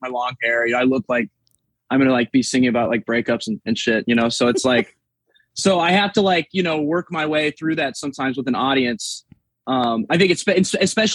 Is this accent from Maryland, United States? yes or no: no; South Dakota, United States; now in Little Rock, United States; I grew up in South Dakota